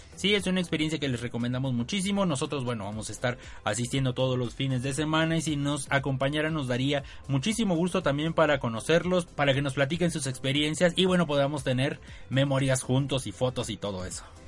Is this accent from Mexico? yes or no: yes; Mexico; No tomábamos cerveza en México, no tomábamos vino, ni coñac, ni nada